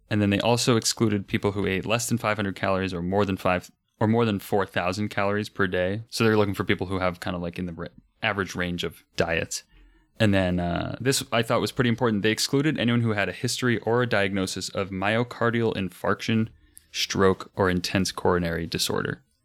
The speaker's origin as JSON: {"language": "English", "country": "United States", "said": "being American"}